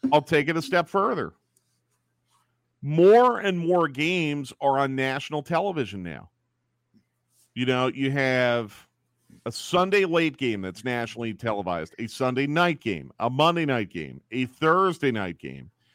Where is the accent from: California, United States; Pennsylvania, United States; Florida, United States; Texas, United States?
Pennsylvania, United States; Philadelphia; moved away; I grew up in Philadelphia